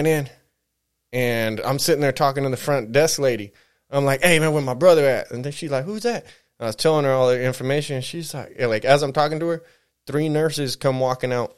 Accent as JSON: {"language": "English", "town": "San Bernardino", "region": "California", "country": "United States", "tie": "born or raised there", "said": "we're right here from the San Bernardino. Mostly grew up over in this way"}